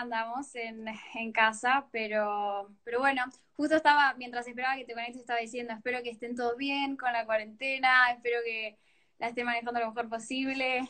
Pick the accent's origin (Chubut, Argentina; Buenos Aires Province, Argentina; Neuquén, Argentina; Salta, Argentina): Neuquén, Argentina; now in Fort Lauderdale, United States; yo soy de Neuquén, soy una de las colaboradoras de Nuestra Dada. En este momento estoy viviendo en Estados Unidos, en Fort Lauderdale